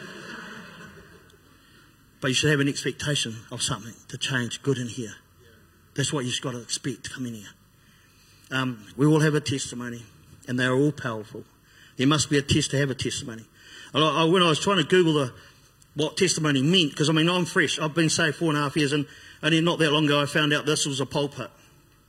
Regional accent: Christchurch, Canterbury, New Zealand; I grew up on Brighton, on the east side of town.

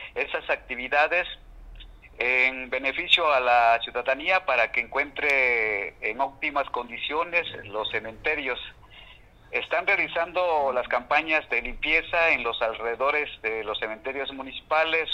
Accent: Mexico; esta fiesta que nos identifica a nosotros como mexicanos

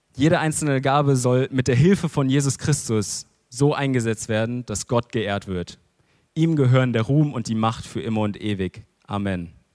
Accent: Germany; als Deutsche

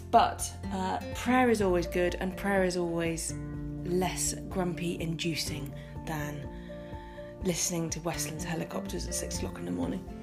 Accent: Tennessee, United States; I grew up in the Bible Belt in East Tennessee, where there's a church building on nearly every corner.

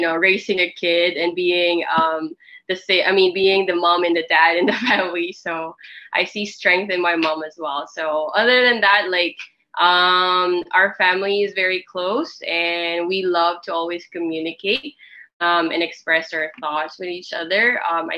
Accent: Philippines; moved away as an adult; also born or lived in Korea; I was born and raised here in the Philippines

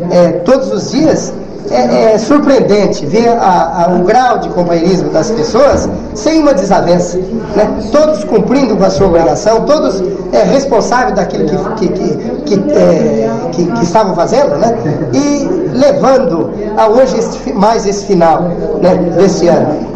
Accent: Água Nova, Rio Grande do Norte, Brazil; eu sou filho dessa terra aqui e fiquei afastado 20 anos da terra onde eu nasci. Mas, é, com o passar do tempo, eu passei a conviver com essa gente novamente e que eu sou criado lá na Água Nova

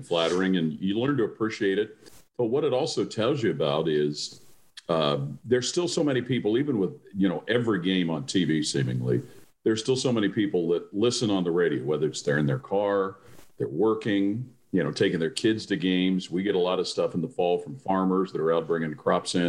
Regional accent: Cincinnati, Ohio, United States; growing up in Cincinnati

